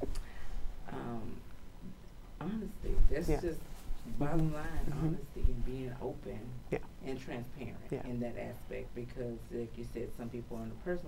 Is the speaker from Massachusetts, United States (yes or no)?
no; Houston, Texas, United States; I am born and raised in Houston, Texas